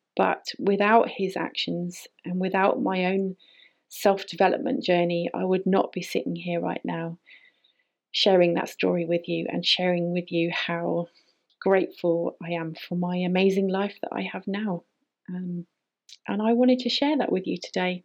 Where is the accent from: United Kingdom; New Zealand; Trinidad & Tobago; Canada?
United Kingdom; moved away as an adult; also born or lived in Canary Islands; I decided that I was leaving the UK. I couldn't handle being there.